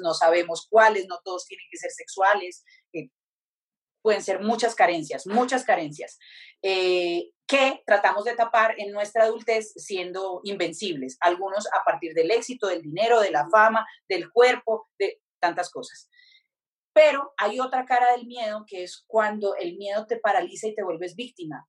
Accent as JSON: {"language": "Spanish", "region": "Pacific region", "country": "Colombia", "also_born_or_lived": "Europe", "moved": "yes", "said": "yo soy del Pacífico, entonces me conecté mucho con ese lugar"}